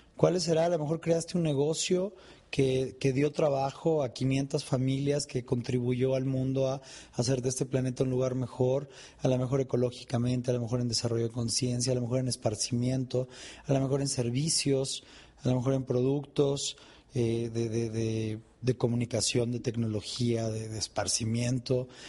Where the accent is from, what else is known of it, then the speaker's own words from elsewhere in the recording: Mexico; en mi país hay una expresión